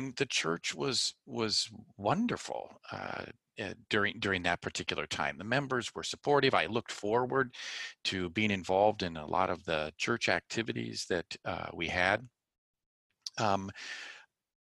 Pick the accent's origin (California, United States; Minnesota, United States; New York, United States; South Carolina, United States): California, United States; Glendora; I grew up in Southern California in a small town called Glendora